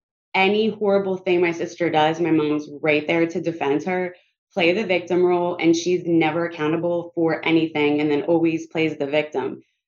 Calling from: Pennsylvania, United States; I'm calling from Pennsylvania.

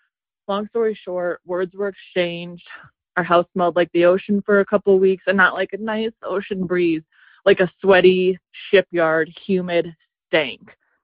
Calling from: Nebraska, United States; And I'm calling you from Nebraska.

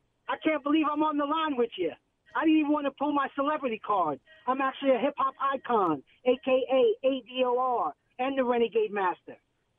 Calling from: New York City, New York, United States; from New York City, brother.

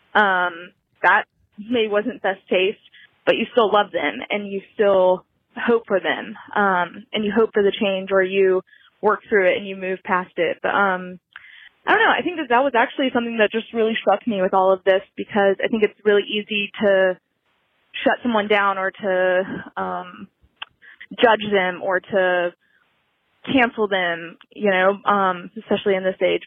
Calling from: Rome, Georgia, United States; I'm calling from Rome, Georgia, teeny little town

